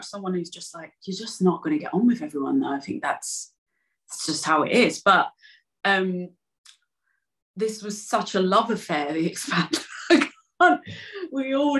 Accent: London, United Kingdom; accent: East End; my East End accent

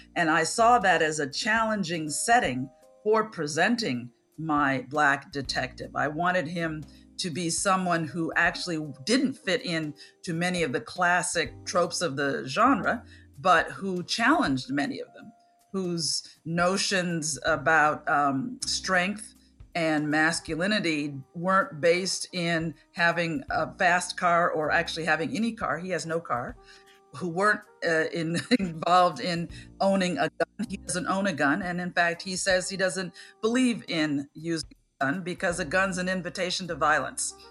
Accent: Chicago, Illinois, United States; I grew up in Center City, Chicago

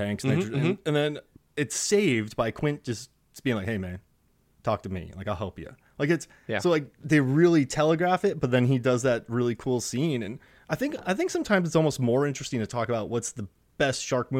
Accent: Florida, United States; and I'm from Florida, man. Like, she's wearing a sweater and flip-flops. Like, that's Florida right there.

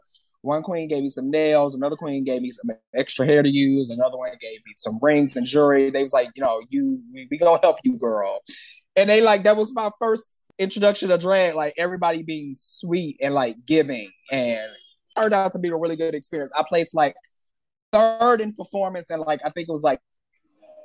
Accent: St. Louis, Missouri, United States; also born or lived in Atlanta, Georgia; now in Los Angeles, United States; I grew up in St. Louis, Missouri, right in the middle of the map.

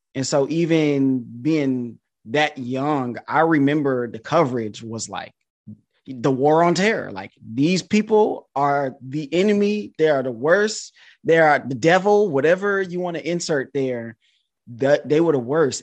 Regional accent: Detroit, Michigan, United States; also born or lived in China; I'm from Detroit, Michigan.

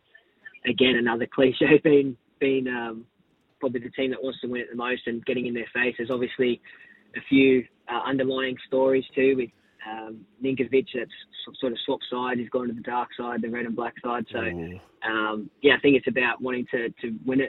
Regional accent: Canowindra, New South Wales, Australia; now in Sydney, Australia; grew up in Canoundra

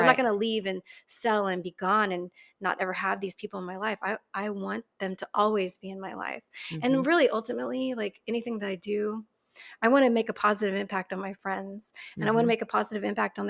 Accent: Katy, Texas, United States; I grew up in Katy, which okay. is outside of Houston. Yeah. At yeah. the time, it wasn't part of Houston. It was just its own little rice town mm-hmm. back in the 80s.

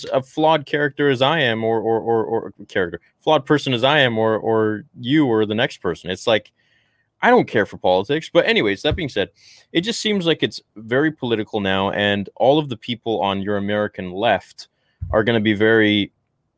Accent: Canada; I'm up here in Canada, and if you guys, some of you guys in chat don't realize that, I'm Canadian

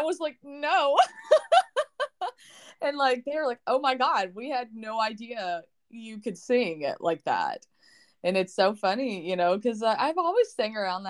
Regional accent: Lexington, Kentucky, United States; I'm originally from Lexington, Kentucky

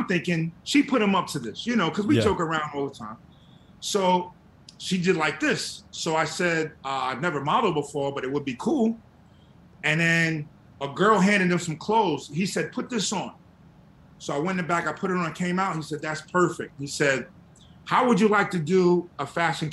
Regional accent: New York City, New York, United States; also born or lived in Texas; me being from New York, I'm from Queens, grew up in Queens

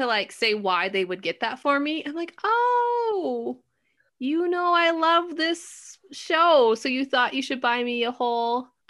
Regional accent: Denver, Colorado, United States; I am from Denver, Colorado.

